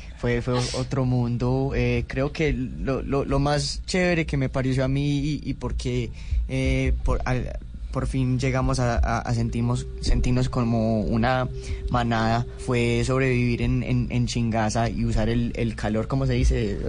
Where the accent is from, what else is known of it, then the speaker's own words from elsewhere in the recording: Los Angeles, California, United States; Spanish is a second language; yo crecí pues en, Los Ángeles y, soy colombiano de, padres colombianos